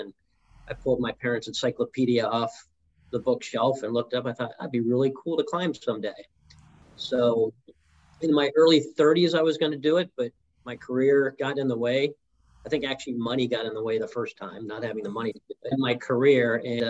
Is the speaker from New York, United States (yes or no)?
yes; New York City, New York, United States; born there; now in Pittsburgh, United States; Well, I was born in New York City, but Pittsburgh is the 23rd place I've lived.